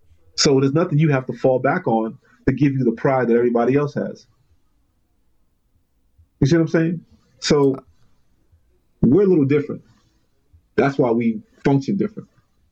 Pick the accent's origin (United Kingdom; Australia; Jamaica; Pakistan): Jamaica; Your pride comes from somewhere. Our pride comes from being Jamaican.